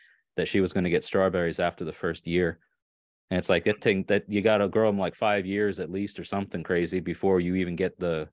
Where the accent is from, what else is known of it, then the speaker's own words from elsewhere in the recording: Long Island, New York, United States; also born or lived in Catskills, New York; I grew up on Long Island in New York, and then we moved to like the off of the island close to the lower foothills of the Catskill